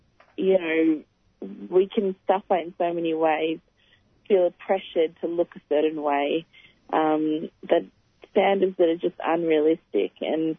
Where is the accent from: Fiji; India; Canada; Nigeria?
India; I'm a Indian Muslim woman.